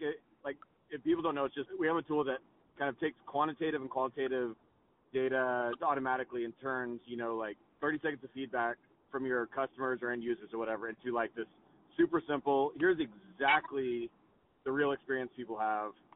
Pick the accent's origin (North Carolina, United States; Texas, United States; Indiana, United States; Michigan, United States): Texas, United States; moved away; I grew up in Texas